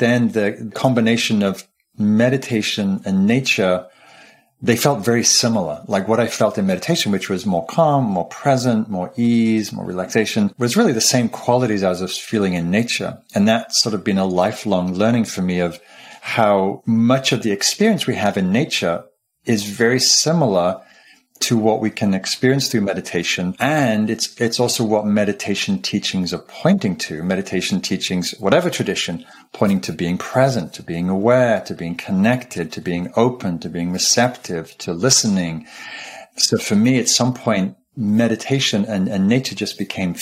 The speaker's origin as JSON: {"language": "English", "town": "Newcastle upon Tyne", "region": "North East England", "country": "United Kingdom", "tie": "born or raised there", "said": "I grew up in Northumberland up in Newcastle, which is northeastern England and close to the border of Scotland"}